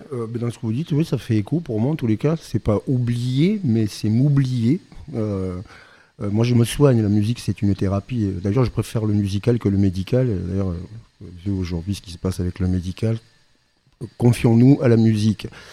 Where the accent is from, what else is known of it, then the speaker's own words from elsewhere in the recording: Basque Country, Nouvelle-Aquitaine, France; Je suis originaire du Pays Basque